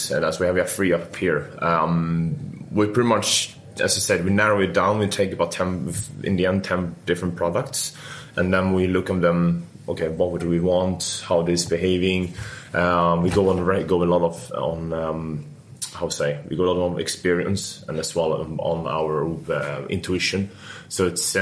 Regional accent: Stockholm, Stockholm County, Sweden; moved away as an adult; now in London, United Kingdom; I'm Swedish and I'm from Stockholm.

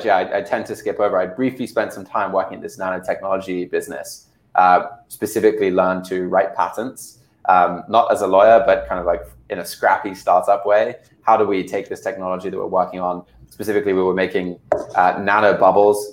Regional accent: United Kingdom; moved away as an adult; now in United States; I was born over here in the States, but grew up in the UK

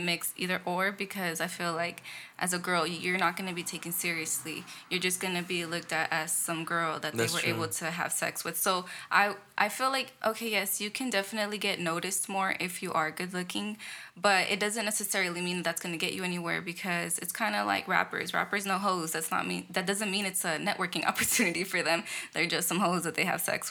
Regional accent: Victorville, California, United States; moved away as an adult; also born or lived in Los Angeles, California; initially, I grew up in L.A. Up until I was about 11, and that's when I moved to Victorville. And then I moved back to L.A. when I was 18, right after high school

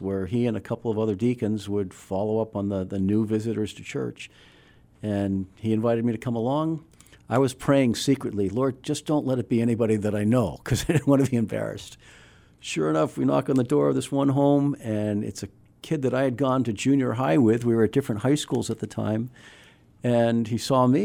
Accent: Weymouth, Massachusetts, United States; moved away as an adult; also born or lived in Illinois / Colorado; I grew up in Weymouth, Massachusetts

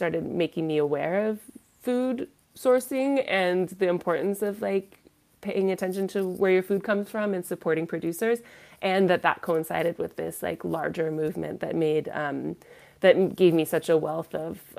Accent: Bay Area, California, United States; accent: American; moved away as an adult; also born or lived in Olympia, Washington / France; now in Paris, France; I am from California originally, and then I grew up in the Bay Area

